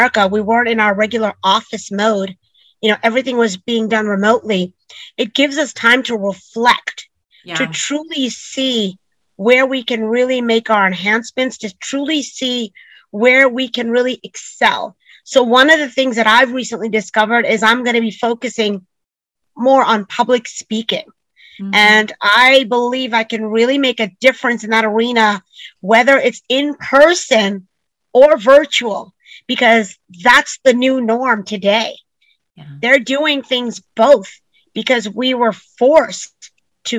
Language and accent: English; New York, United States; I grew up in New York